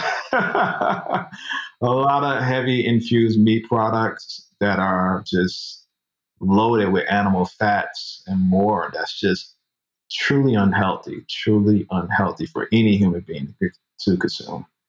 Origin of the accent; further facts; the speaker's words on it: Chicago, Illinois, United States; moved away as an adult; also born or lived in Minnesota / Florence, Colorado; now in Atlanta, United States; I was uh, born in Chicago and raised in Chicago, heart of the Midwest